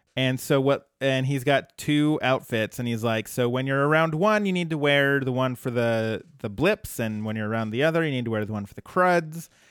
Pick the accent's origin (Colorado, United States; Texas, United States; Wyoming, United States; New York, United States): Colorado, United States; my home state is famous for weed